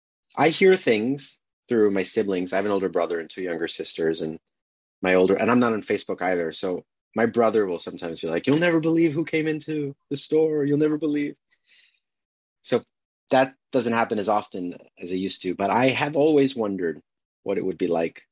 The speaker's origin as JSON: {"language": "English", "area": "Long Island", "region": "New York", "country": "United States", "tie": "born or raised there", "said": "my Long Island upbringing"}